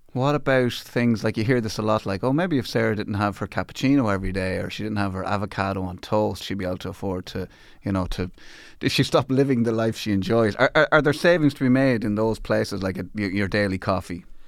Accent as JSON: {"language": "English", "country": "Ireland", "said": "as an Irish person"}